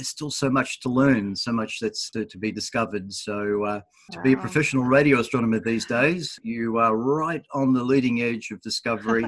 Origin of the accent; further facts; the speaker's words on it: Dandenong, Victoria, Australia; where I was born in Dandenong here